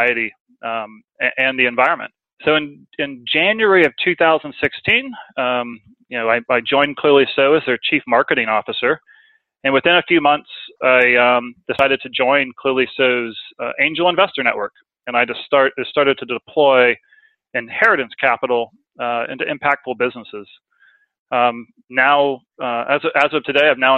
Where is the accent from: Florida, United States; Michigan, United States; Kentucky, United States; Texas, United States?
Florida, United States; Tampa; moved away as an adult; also born or lived in New York City, United States; now in United Kingdom; I'm originally from Tampa Bay, Florida